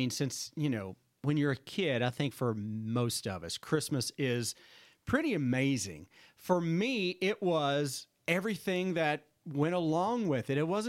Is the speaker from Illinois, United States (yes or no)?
no; Kentucky, United States; I grew up in Eastern Kentucky. We didn't have like this big Kentucky horse park that was all decked out with Southern lights.